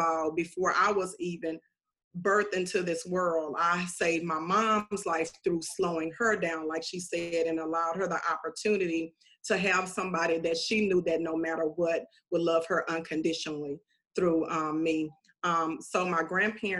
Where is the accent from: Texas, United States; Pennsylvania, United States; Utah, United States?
Texas, United States; Calvert; also born or lived in Bryan, Texas; now in Houston, United States; was born in Bryan, Texas and was raised in Calvin and Bryan, Texas